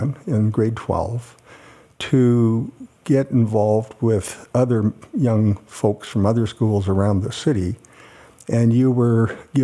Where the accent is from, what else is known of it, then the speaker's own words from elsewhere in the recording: Winnipeg, Manitoba, Canada; I was born in Winnipeg, Manitoba, Canada